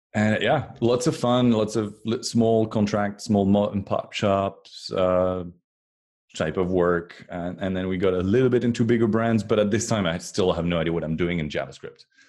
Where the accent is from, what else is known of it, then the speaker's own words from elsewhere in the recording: France; moved away as an adult; now in Cupertino, United States; I was born in France, and um, until 2012, I was uh, was way back there in France